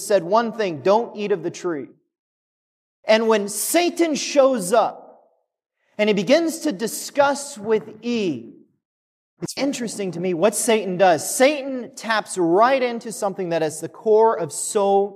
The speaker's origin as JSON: {"language": "English", "town": "Kechi", "region": "Kansas", "country": "United States", "tie": "born or raised there", "said": "the little town that I grew up in outside of Wichita, Kansas. So I grew up in Kechi, just north."}